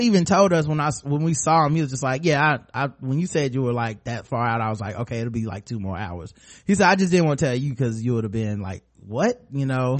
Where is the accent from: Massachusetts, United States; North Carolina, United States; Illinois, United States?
North Carolina, United States; We're from North Carolina.